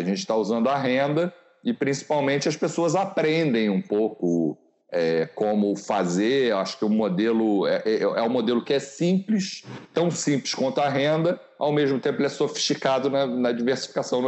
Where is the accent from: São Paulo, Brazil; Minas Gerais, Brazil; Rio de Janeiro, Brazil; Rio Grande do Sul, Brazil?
Rio de Janeiro, Brazil; a nossa juventude no Rio de Janeiro